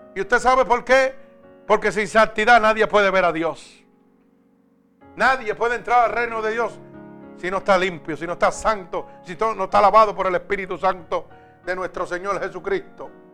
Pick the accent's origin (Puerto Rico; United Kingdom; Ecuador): Puerto Rico; en mi país, en Puerto Rico